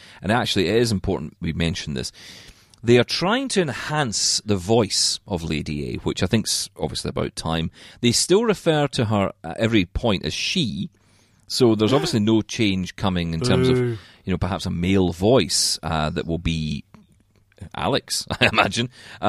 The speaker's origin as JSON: {"language": "English", "region": "Scotland", "country": "United Kingdom", "said": "We all like a bit of swearing. I'm Scottish."}